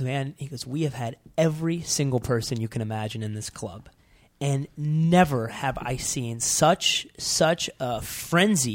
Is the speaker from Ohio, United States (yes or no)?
yes; Ohio, United States; moved away; I was from Ohio